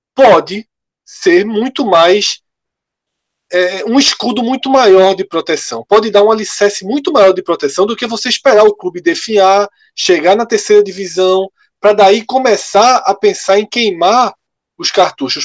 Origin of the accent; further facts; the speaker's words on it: Recife, Pernambuco, Brazil; a gente é do Recife